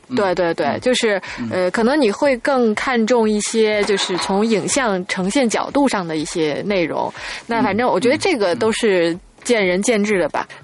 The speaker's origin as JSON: {"language": "Chinese", "country": "China", "said": "作为中国人吧"}